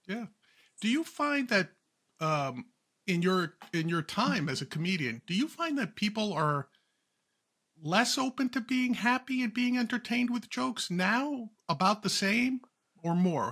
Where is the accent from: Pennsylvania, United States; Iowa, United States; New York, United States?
New York, United States; Huntington; I'm from Huntington